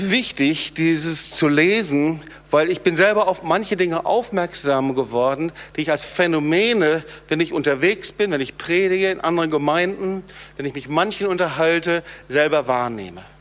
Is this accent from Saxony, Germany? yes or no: no; North Rhine-Westphalia, Germany; habe ja erwähnt, ich komme aus dem Sauerland und ich habe oft die Situation gehabt